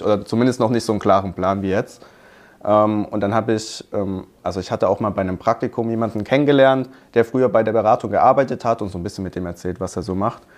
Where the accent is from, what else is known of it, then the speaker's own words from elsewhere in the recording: Hockenheim, Baden-Württemberg, Germany; ich komme aus Hockenheim, Hockenheimring, mhm. kennt man ja vielleicht. Ähm, da habe ich mein Abi gemacht